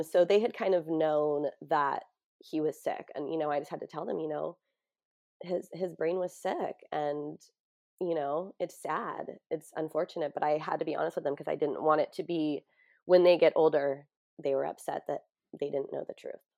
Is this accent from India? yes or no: no; San Diego, California, United States; in San Diego, in my hometown